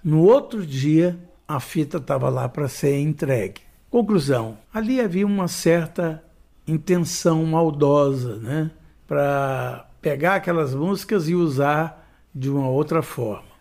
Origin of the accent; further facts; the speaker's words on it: Goiânia, Goiás, Brazil; eu cheguei em Goiânia